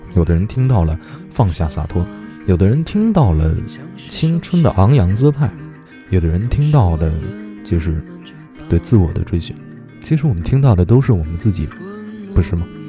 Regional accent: Beijing, China; 我是北京人

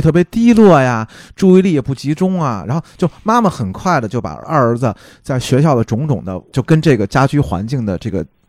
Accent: China; 这是我们中国人的误区

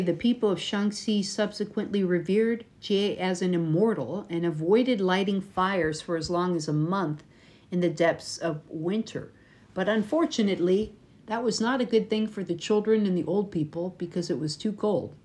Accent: United States; from America

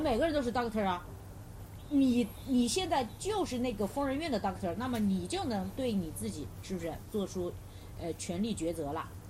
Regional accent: China; 我们中国人普遍是不信教

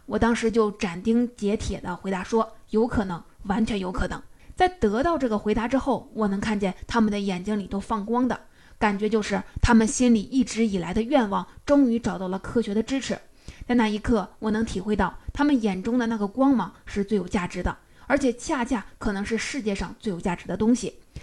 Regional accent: China; 我们中国人

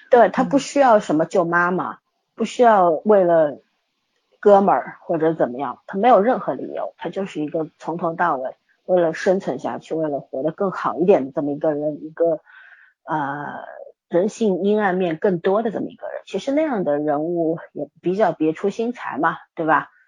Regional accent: China; 我们中国人

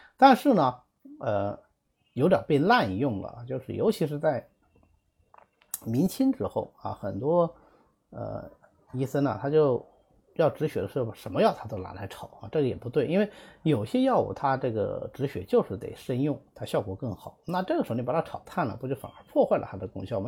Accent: Zhejiang, China; 我们浙江人

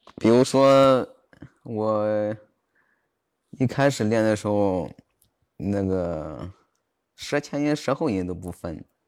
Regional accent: Jiaozuo, Henan, China; also born or lived in Zhengzhou, Henan; 我老家是焦作的，啊，也是河南的

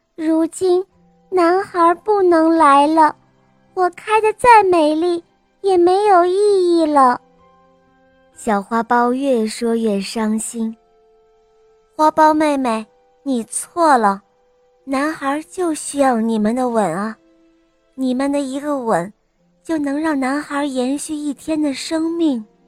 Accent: Beijing, China; 我五岁半了，我来自北京

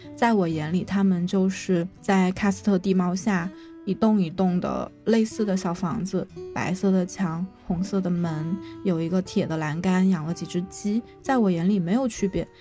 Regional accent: Guangxi, China; 我是广西人，我的家在广西偏西南边的一个小镇上

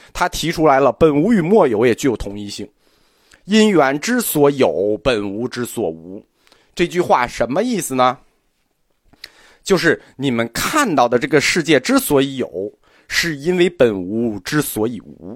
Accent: China; 我们中国人

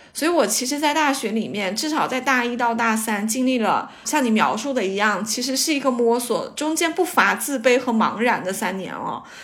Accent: Lianyungang, Jiangsu, China; moved away as an adult; also born or lived in Shanghai; 我也是来自一个小地方嘛，啊，连云港

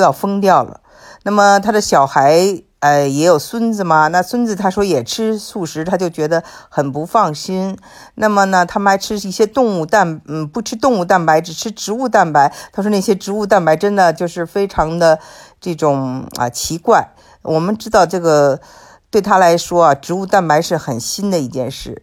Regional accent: China; 我们中国人都吃了豆腐

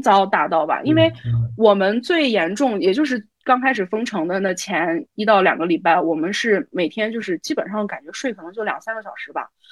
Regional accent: Xi'an, Shaanxi, China; 因为从小就嗯。生活在西安，哪里都没去过

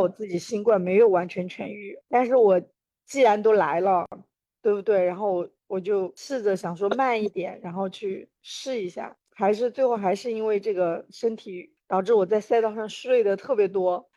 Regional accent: China; 我从中国来

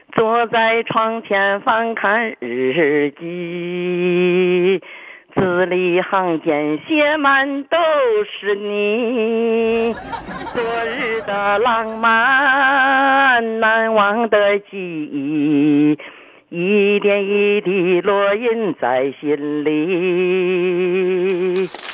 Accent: Shandong, China; accent: Shandong hometown accent; now in Shenyang, China; 我老家是山东人

